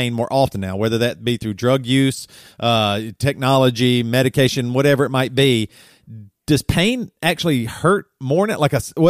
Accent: Greer, South Carolina, United States; now in Illinois, United States; I grew up like in South Carolina and, you know, I was born in 1976.

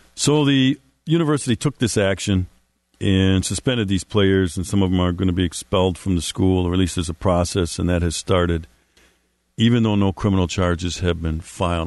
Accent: Milwaukee, Wisconsin, United States; my hometown, Milwaukee, Wisconsin

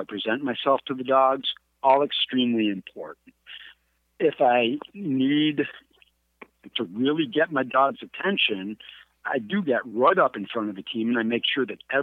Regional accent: Adirondack Mountains, upstate New York, United States; moved away; I'm from the Adirondack Mountains.

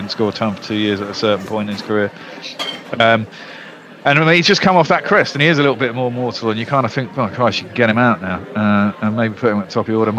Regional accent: England, United Kingdom

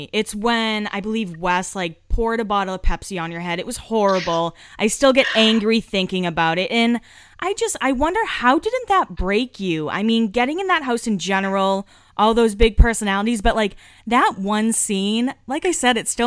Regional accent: Massachusetts, United States; moved away; we're both from Massachusetts and we both moved from Massachusetts

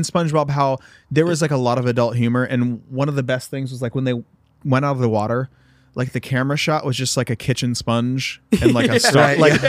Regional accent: Ohio, United States; I'm from Northern Ohio.

